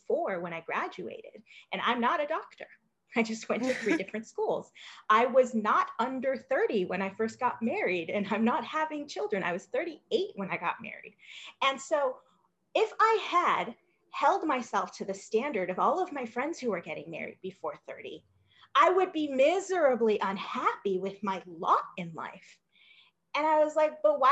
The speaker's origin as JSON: {"language": "English", "town": "Los Angeles", "region": "California", "country": "United States", "said": "I came from Los Angeles, hugely diverse city"}